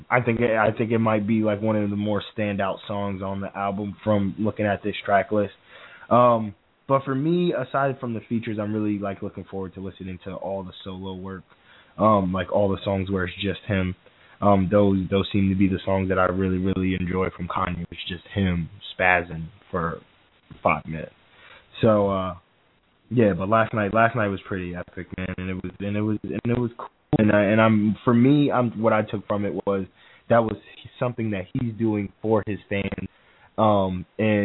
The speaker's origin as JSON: {"language": "English", "region": "New Jersey", "country": "United States", "said": "we're from Jersey"}